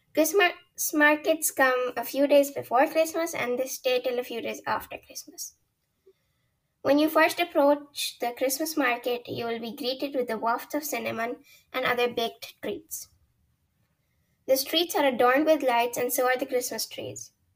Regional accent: Horgen, Zurich, Switzerland; I come from Horgen, Switzerland.

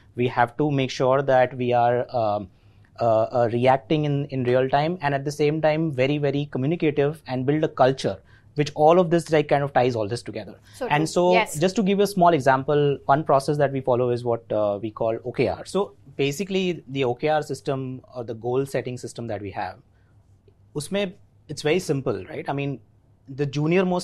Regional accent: Ahmedabad, Gujarat, India; accent: Gujarati; first language Gujarati; English is a second language; I'm born and brought up in Ahmedabad. Gujarati. My mother tongue is Gujarati, so you know, probably you can see in my accent as well.

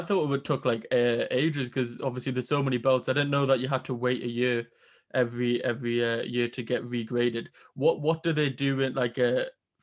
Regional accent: Newcastle upon Tyne, North East England, United Kingdom; I'm from Newcastle, so it's not very diverse up here

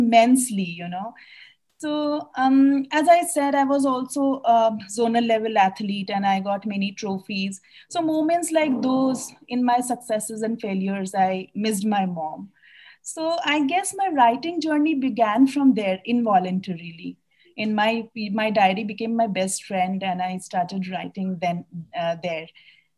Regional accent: Delhi, India; moved away; also born or lived in Bihar / Calcutta; my parents live in Bihar, and I was raised in Delhi with another set of parents.

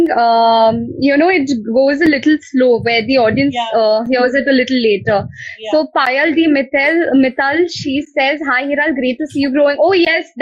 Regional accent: Bangalore, Karnataka, India; I am basically from Bangalore

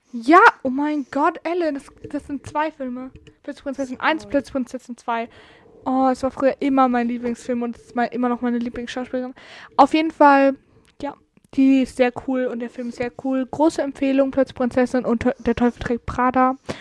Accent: Northern Germany, Germany; ich komme aus dem Norden und da heißt es Karneval

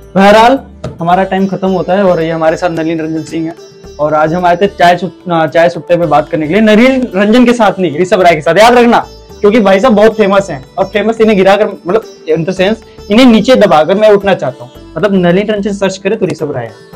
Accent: Uttar Pradesh, India; मैं यूपी से बिलोंग करता हूँ

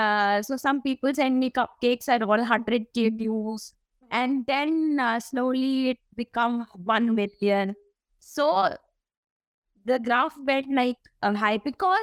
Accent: Delhi, India; From Delhi, yeah.

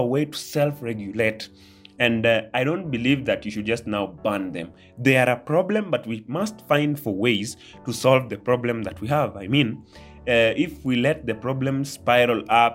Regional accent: Kenya; I'm part of the Kenyans. I'm a Kenyan.

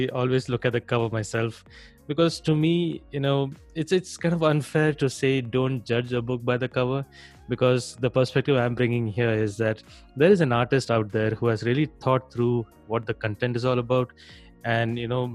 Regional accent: India; moved away as an adult; I'm from India and I just moved to a neighboring country

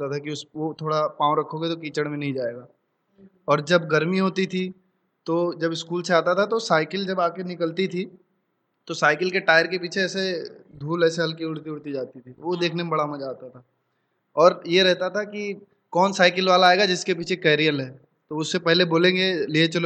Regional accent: Katel, Uttar Pradesh, India; गांव में शुरू के मतलब आठ नौ साल गांव में बीते हैं बहराइच से 20 किलोमीटर दूर मेरा गांव है कटेल कुटेना बाज़ार के पास तो वहाँ पैदा हुआ वहाँ पला बड़ा तो गांव में अपब्रिंगिंग हुई सारी छः साल तक

